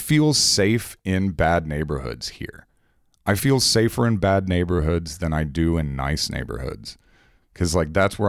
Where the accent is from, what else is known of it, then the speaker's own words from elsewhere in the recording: the South, United States; accent: southern; now in Chicago, United States; I think I kind of had a bit of a southern. I was raised in the South. When I came up to Chicago, everyone gave me shit for having a southern accent.